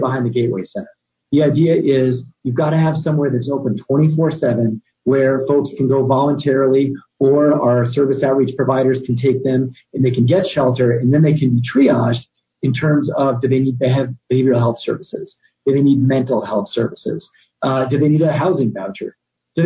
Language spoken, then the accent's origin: English; Albuquerque, New Mexico, United States; was born and raised in Albuquerque